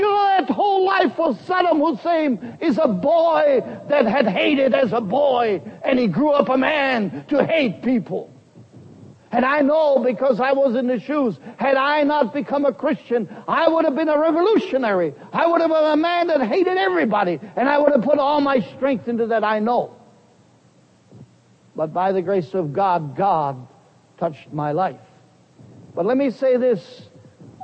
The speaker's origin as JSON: {"language": "English", "region": "Bavaria", "country": "Germany", "tie": "born or raised there", "also_born_or_lived": "Heidelberg", "accent": "Bavarian", "first_language": "German", "second_language": "English", "moved": "as an adult", "lives_now": "United States", "said": "in Bavarian, the language I grew up"}